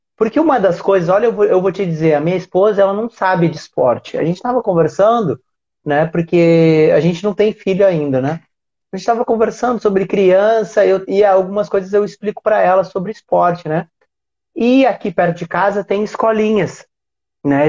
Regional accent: Uruguaiana, Rio Grande do Sul, Brazil; eu sou da, de Uruguaiana. Uruguaiana é fronteira com o Passo de Los Libres

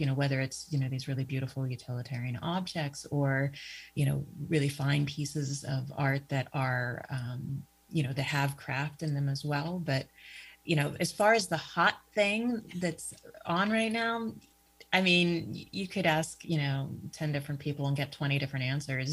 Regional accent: Pittsburgh, Pennsylvania, United States; moved away as an adult; now in Erie, United States; I'm originally from Pittsburgh. Uh, that's that's where I was uh, born and raised, um, hometown

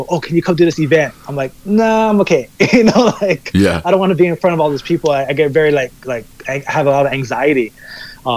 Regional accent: Kailua, Hawaii, United States; moved away; I come from like this more like, Kailua is a smaller town

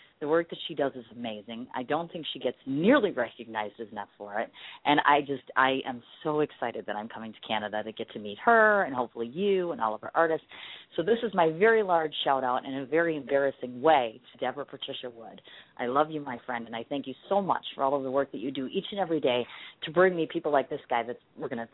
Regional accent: Milwaukee, Wisconsin, United States; here to Milwaukee for our Harley 110th anniversary celebration, which is in my hometown

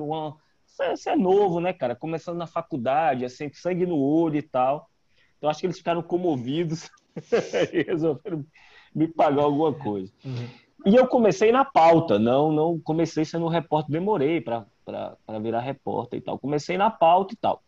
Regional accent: Natal, Rio Grande do Norte, Brazil; moved away as an adult; also born or lived in Ceará; now in Salvador, Brazil; Eu não sou baiano, né? Uhum. É, eu sou cearense, mas é, cresci em Natal. É, eu fui morar em Natal pequeno, minha família é toda cearense, mas eu fui morar em Natal, minha mãe foi transferida do trabalho e tal, e eu é, cresci em Natal. Então eu vivi em Natal dos 5 aos 23

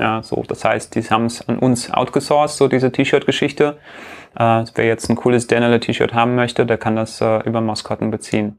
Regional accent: Riga, Latvia; moved away; in Lettland äh, mein Geburtsland, ich bin ja äh, aus Riga ursprünglich

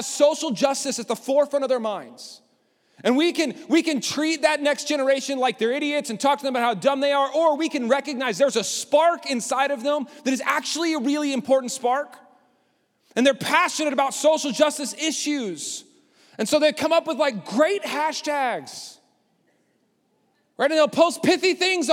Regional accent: Lubbock, Texas, United States; I grew up in Lubbock.

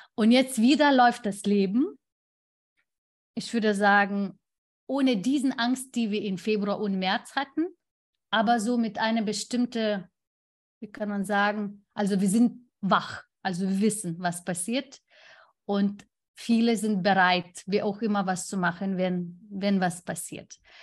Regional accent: Lithuania; German is a second language; moved away; mein Heimatland

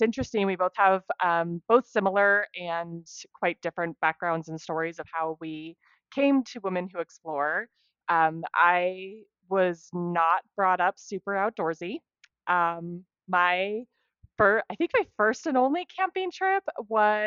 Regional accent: Arizona, United States; So currently I live in Arizona. I've actually spent most of my life here.

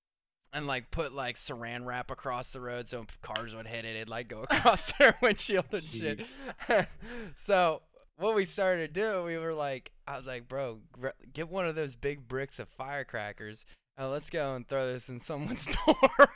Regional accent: Pittsburgh, Pennsylvania, United States; Well, I was new to this because I came from Pittsburgh.

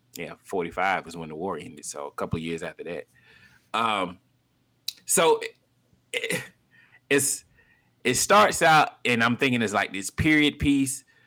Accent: Montgomery, Alabama, United States; moved away; I'm from Montgomery

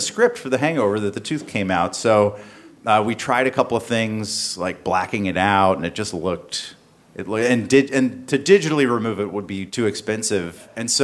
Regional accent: the South, United States; I grew up in the South.

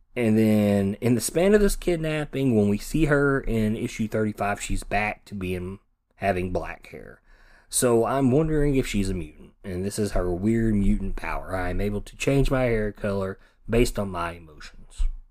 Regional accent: United States; I am from the United States. I do not live over in the U K

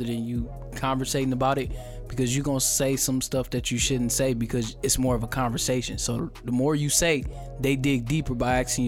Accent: Akron, Ohio, United States; born or raised there; moved away

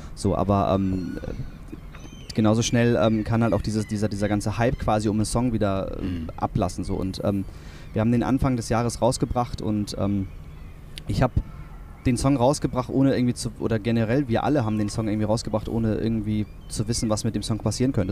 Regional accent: Kiel, Schleswig-Holstein, Germany; also born or lived in Kronshagen; Ich bin in Kiel aufgewachsen, ich bin äh, in Grundshagen, ähm, äh, wirklich äh, mein Lebensmittelpunkt

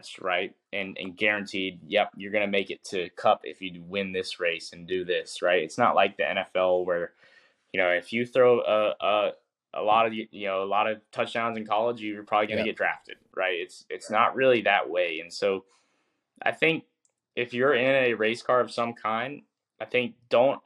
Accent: North Carolina, United States; I grew up in North Carolina

